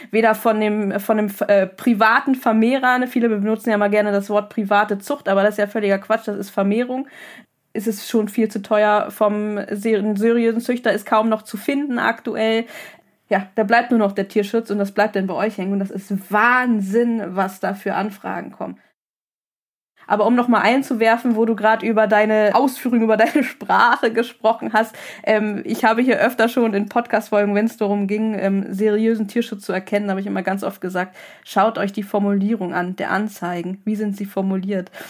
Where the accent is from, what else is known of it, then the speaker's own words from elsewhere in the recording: Germany; bei uns in Deutschland